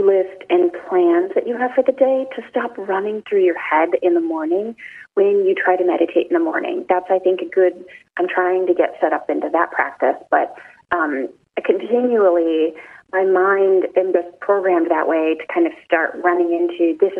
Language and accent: English; Chicago, Illinois, United States; I'm from Chicago.